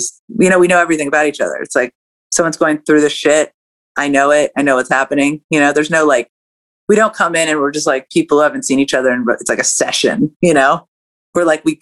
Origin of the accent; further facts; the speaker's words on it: California, United States; moved away as an adult; now in Atlanta, United States; growing up in California